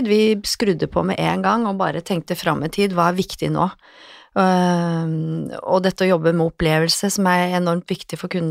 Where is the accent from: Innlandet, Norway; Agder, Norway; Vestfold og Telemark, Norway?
Innlandet, Norway; Lillehammer; now in Oslo, Norway; men jeg kom jo fra Lillehammer og tenkte at det er jo ikke aktuelt. Skal jeg jobbe her, så skal jeg jobbe i byen, i Oslo by.